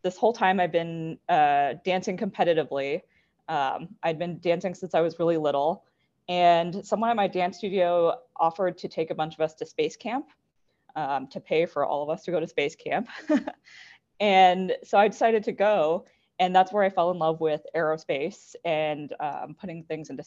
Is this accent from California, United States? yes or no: no; Las Vegas, Nevada, United States; I grew up in Las Vegas, Nevada